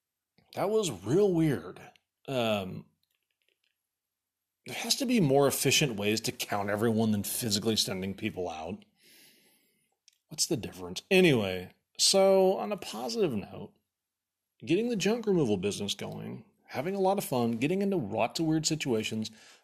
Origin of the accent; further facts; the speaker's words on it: Egypt; dude, I'm from Egypt. Obviously, if you knew anything, look at my skin. It's totally golden tan. My dad's from Cairo. My mom's from Alexandria.